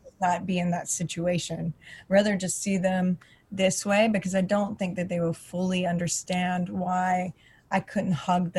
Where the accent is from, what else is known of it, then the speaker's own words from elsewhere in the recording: the South, United States; now in Los Angeles, United States; I'm from the South